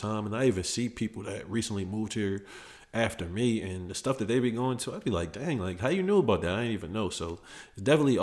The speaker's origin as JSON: {"language": "English", "town": "Philadelphia", "region": "Pennsylvania", "country": "United States", "moved": "as an adult", "lives_now": "Atlanta, United States", "said": "I'm from Philly"}